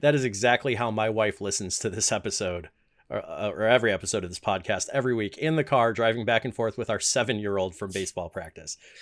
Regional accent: Chicago, Illinois, United States; the front room, as we call it in Chicagoland

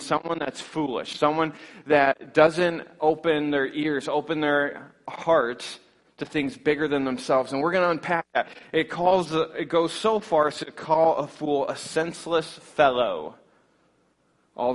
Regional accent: Scottville, Michigan, United States; Northern Michigan, I come from the Scottville area, so we can speak a little bit of the same language

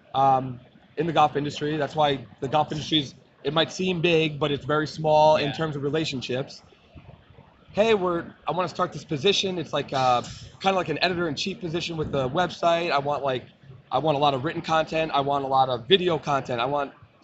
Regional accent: New York, United States; moved away as an adult; now in San Diego, United States; I grew up in New York

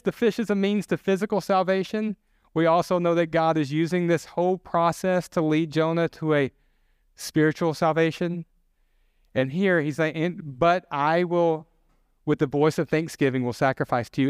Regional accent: the South, United States; I'm from the South. We have a lot of comfort food

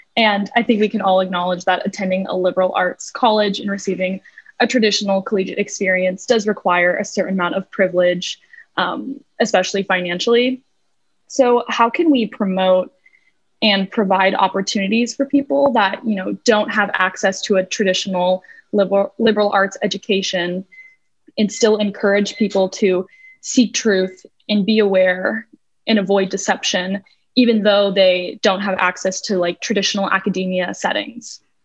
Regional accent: Russia; now in United States; I'm from Russia, and my parents automatically, whenever we moved to America

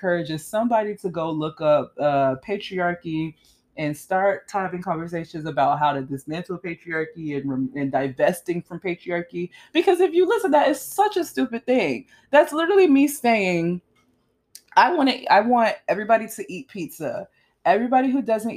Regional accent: South Florida, United States; I grew up in South Florida

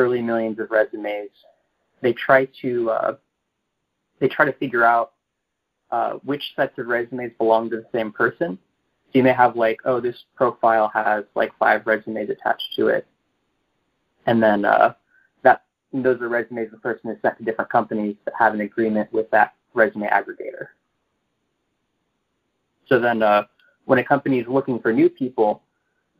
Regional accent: Texas, United States; moved away as an adult; also born or lived in New York; now in San Francisco, United States; I grew up in Texas

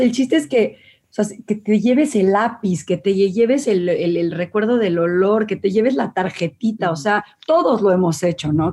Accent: Mexico

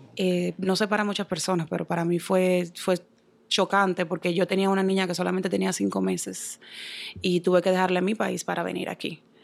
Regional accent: Santo Domingo, Distrito Nacional, Dominican Republic; moved away as an adult; also born or lived in New York; now in Boston, United States; Yo soy dominicana, nací en Santo Domingo, en el Distrito Nacional

